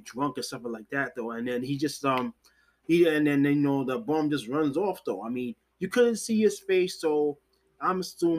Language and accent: English; New York City, New York, United States; I was born and raised in New York City